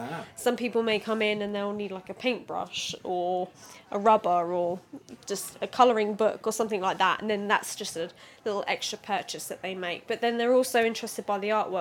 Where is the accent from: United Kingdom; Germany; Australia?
United Kingdom; Suffolk, East of England; also born or lived in London; I was born in London and then came up to Suffolk when I was 5 years old